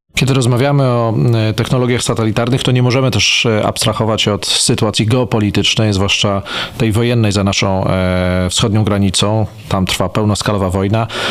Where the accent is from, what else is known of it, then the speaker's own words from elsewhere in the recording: Węgrów, Masovian Voivodeship, Poland; moich rodzinnych stron w Węgrowie